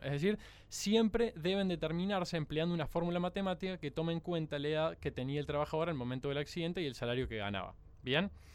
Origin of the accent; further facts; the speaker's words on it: Córdoba, Argentina; hay dos cordobeses en la mesa. … y yo somos